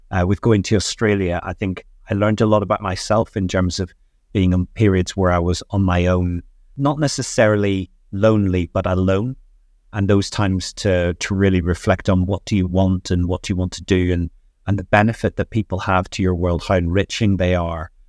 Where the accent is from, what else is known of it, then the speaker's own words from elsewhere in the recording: Northern Ireland, United Kingdom; Yeah, so life at Northern Ireland for me was very different.